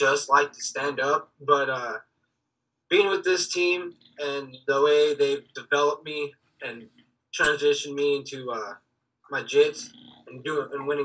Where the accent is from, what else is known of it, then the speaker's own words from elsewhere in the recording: Helena, Montana, United States; also born or lived in Las Vegas, Nevada; I was born in Las Vegas, but I was raised in Helena, Montana for most of my life